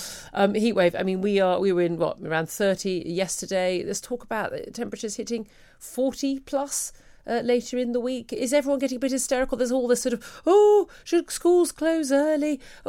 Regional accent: United Kingdom; We're British.

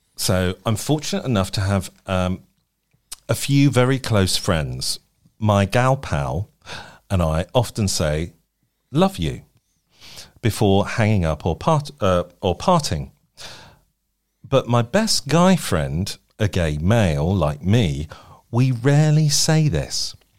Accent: United Kingdom

